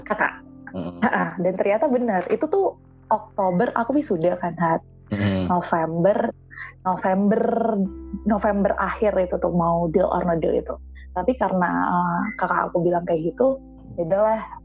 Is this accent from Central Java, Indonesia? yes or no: yes; Temanggung, Central Java, Indonesia; moved away as an adult; also born or lived in Jabodetabek / Bogor; aku kan dulu dari TK lahir, TK, SD, SMP, SMA, dan di sini di Temanggung